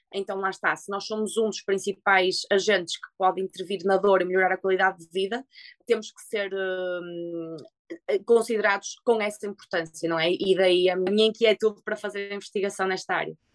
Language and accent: Portuguese; Portugal; moved away